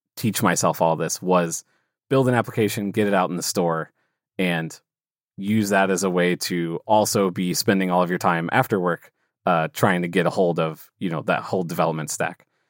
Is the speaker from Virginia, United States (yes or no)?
no; St. Louis, Missouri, United States; I'm from St. Louis, Missouri, here in the U.S.